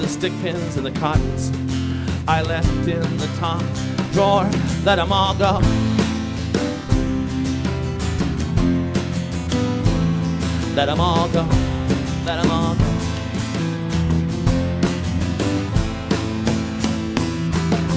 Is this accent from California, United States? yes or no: yes; California, United States; where I grew up in California